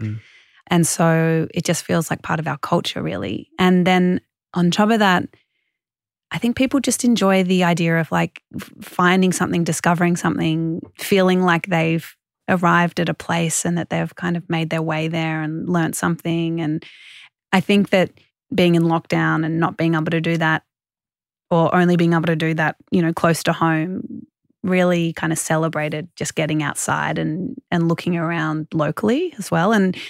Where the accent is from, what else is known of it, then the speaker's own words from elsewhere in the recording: Australia; Australians are so connected to the water because we all live close to the coast.